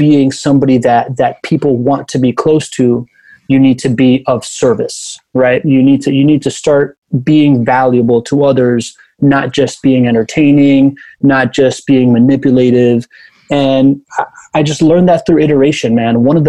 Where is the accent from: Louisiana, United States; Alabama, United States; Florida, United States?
Florida, United States; Miami; first language Spanish; English is a second language; also born or lived in Venezuela / Spain; I am a quintessential Miamian. I was born in Venezuela. My dad's Cuban. I moved to Miami when I was a kid. Then we moved to Spain. Then we came back, and I grew up there when I was 9